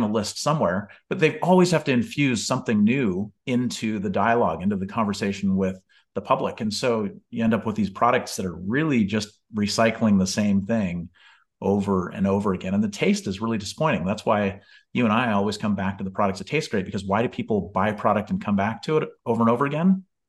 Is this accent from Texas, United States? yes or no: no; Bellingham, Washington, United States; moved away; my hometown of Bellingham, Washington